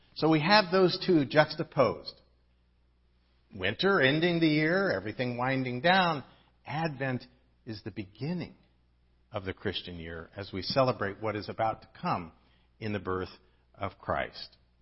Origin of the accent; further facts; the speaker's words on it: Midwest, United States; now in Southern California, United States; I didn't grow up in Southern California. I grew up in the Midwest where we really had four seasons.